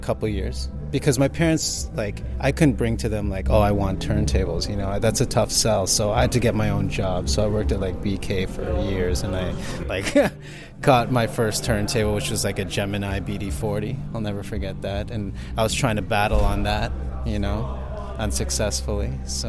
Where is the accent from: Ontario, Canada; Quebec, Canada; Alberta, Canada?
Ontario, Canada; Mississauga; Yeah, Mississauga.